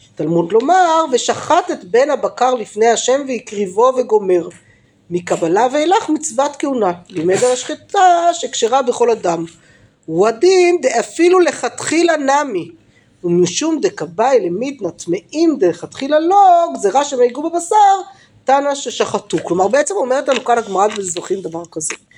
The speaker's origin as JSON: {"language": "Hebrew", "town": "Jerusalem", "region": "Jerusalem District", "country": "Israel", "tie": "born or raised there", "said": "ברובע, בסדר, איפה שגדלתי"}